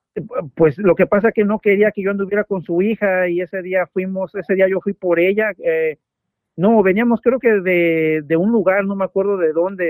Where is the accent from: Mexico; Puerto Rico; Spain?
Mexico; Mexico City; soy de la Ciudad de México.